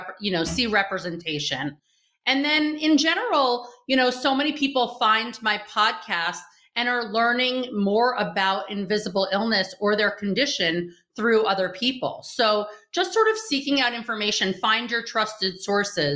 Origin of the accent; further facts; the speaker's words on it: New York, United States; moved away as an adult; now in Israel; from New York. I've never lived above 23rd Street